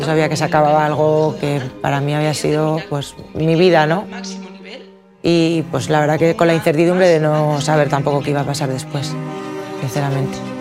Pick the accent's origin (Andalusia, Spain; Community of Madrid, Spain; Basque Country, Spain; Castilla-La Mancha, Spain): Basque Country, Spain; Amurrio; moved away as an adult; also born or lived in San Sebastián / Valencia / Estella / Denmark; en Amurrio, en el pueblo de donde yo soy